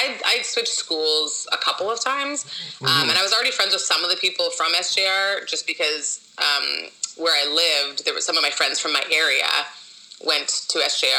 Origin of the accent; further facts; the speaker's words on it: Winnipeg, Manitoba, Canada; moved away as an adult; also born or lived in Nigeria / Edmonton / Korea / France; now in Los Angeles, United States; I was born in Nigeria, but I moved to Canada when I was 2, to Edmonton. Mm-hmm. And then I moved to Winnipeg when I was 4 and lived there, like, my formative years.